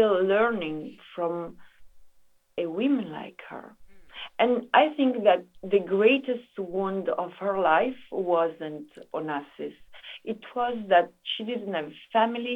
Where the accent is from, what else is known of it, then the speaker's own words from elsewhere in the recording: Italy; I come from Italy